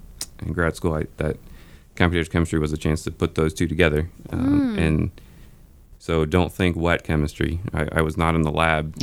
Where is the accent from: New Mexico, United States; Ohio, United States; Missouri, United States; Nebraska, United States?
Missouri, United States; St. Louis; now in Kansas City, United States; St. Louis.